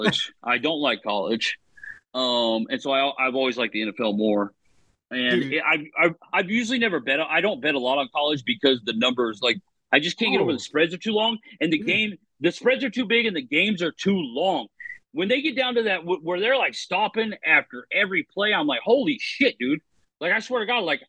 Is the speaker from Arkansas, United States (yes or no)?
no; Oklahoma, United States; also born or lived in Nebraska; I grew up in Oklahoma. We don't have a pro team